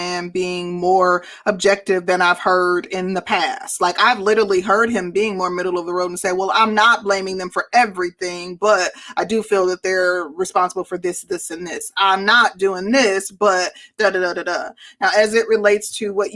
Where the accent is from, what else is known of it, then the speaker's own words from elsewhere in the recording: Midwest, United States; I'm from the Midwest